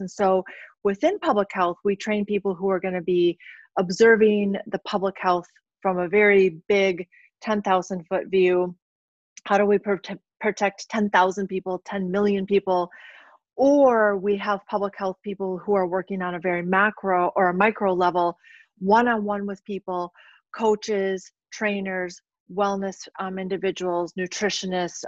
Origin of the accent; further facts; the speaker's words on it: South Dakota, United States; also born or lived in St. Louis area / New Mexico / Minnesota; now in La Crosse, United States; I'm originally from South Dakota